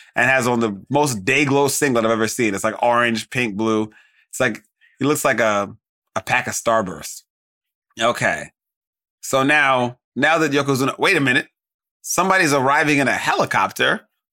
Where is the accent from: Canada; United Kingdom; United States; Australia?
United States; as an American